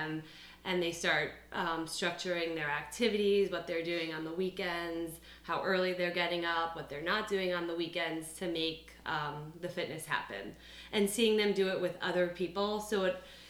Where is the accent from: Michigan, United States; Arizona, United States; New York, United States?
New York, United States; moved away as an adult; now in Philadelphia, United States; I'm from New York, and I went to St. Joe's and pretty much have been in Philadelphia ever since.